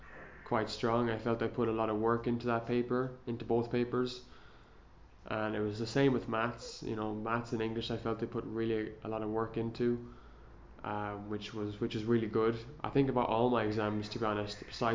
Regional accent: Ireland; as an Irish citizen, my Irish isn't great.

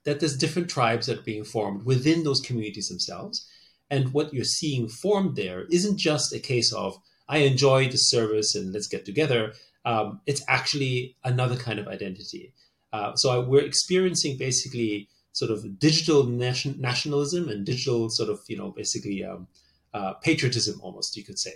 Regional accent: Austria; moved away; I grew up in Austria, so, you know, am I Austrian? Or, you know, I'm ethnically Chinese

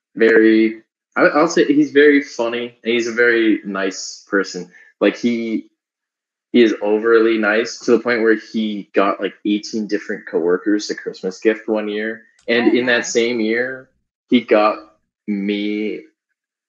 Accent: Whitby, Ontario, Canada; moved away as an adult; also born or lived in Waterloo, Ontario; now in United States; I'm from Whitby, people think it's like super rural area

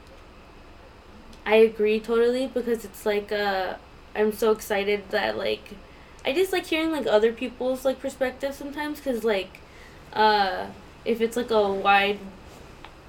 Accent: Carson City, Nevada, United States; also born or lived in Fresno, California / Reno, Nevada; I grew up in, like, Carson City until, like, 7th grade, and then I moved to, like, Reno. And, that's where I'm from.

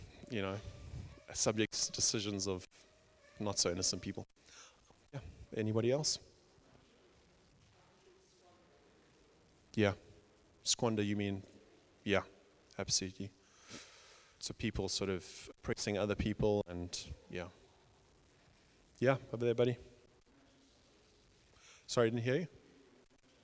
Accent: South Africa; I grew up in South Africa, you can probably tell by the accent

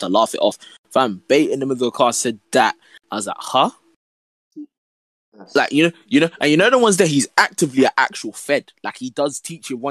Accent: London, United Kingdom; I was the only black boy in my class, and surprise, I was from South London as well

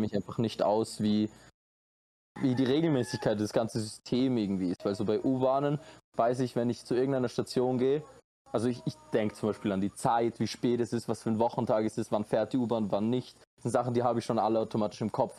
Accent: Austria; moved away as an adult; now in Costa Rica; ich bin Österreicher

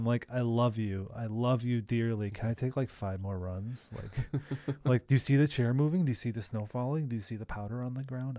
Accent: Great Lakes, United States; I grew up, it's not the same hot beach, but I grew up on Lake Michigan.

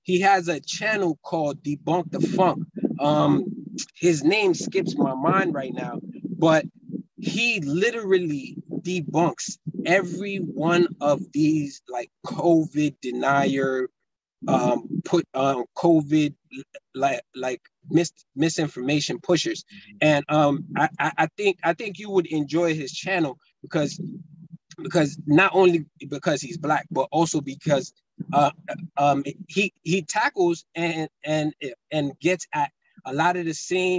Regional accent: Burundi; born there; I was born in Burundi, but my father's from Mali and my mom's from the Congo.

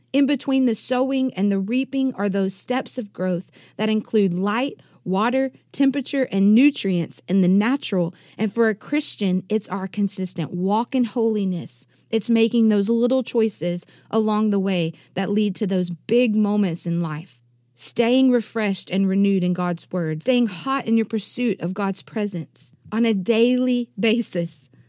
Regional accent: East Texas, United States; I come from East Texas

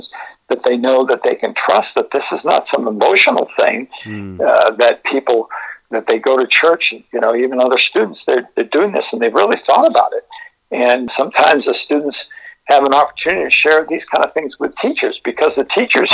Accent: Massachusetts, United States; now in Portland, United States; where I grew up in Massachusetts

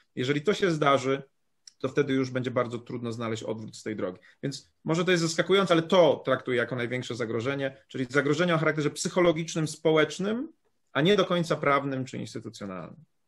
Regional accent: Poland; ja pochodzę z małej miejscowości

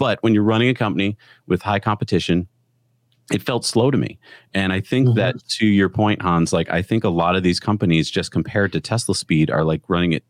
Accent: East Coast, United States; moved away; I grew up on the East Coast.

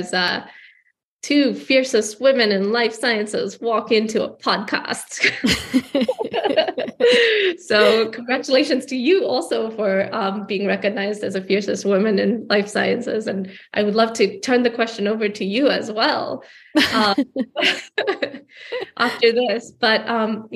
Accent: Gaborone, South-East District, Botswana; moved away as an adult; now in United States; I was growing up in Gaborone, Botswana

